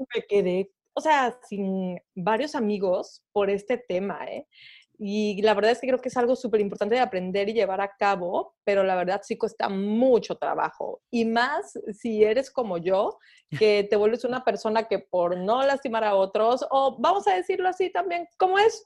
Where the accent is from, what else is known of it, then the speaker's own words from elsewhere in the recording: Veracruz, Mexico; como buena jarocha